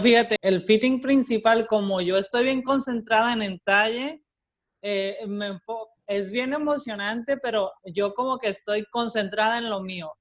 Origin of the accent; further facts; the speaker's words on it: Mexico; moved away as an adult; now in Puerto Rico; yo estudié diseño y coordinación de modas en México, soy mexicana, eh, llevo 13 años viviendo ya aquí